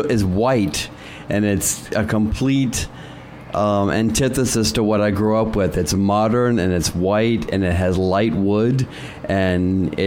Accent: the South, United States; now in New York, United States; Well, I grew up in the South.

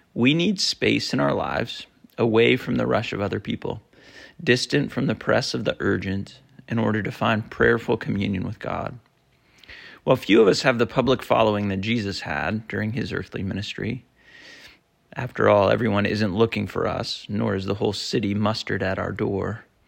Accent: Vermont, United States; moved away; I grew up in Vermont in a small town

